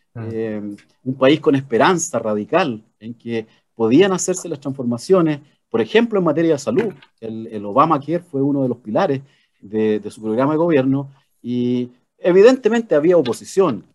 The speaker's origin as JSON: {"language": "Spanish", "country": "Chile", "said": "expresarnos como chilenos"}